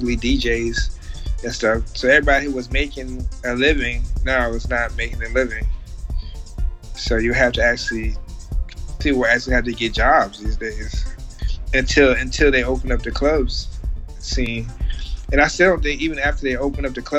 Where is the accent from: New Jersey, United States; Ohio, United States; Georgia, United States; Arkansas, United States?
New Jersey, United States; Plainfield; also born or lived in Chicago, United States; now in Germany; I was born in Plainfield